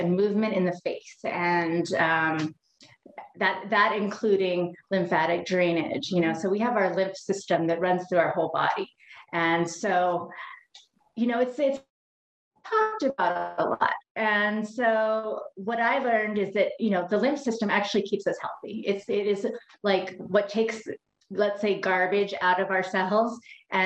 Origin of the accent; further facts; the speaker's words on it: Hawaii, United States; I am from Hawaii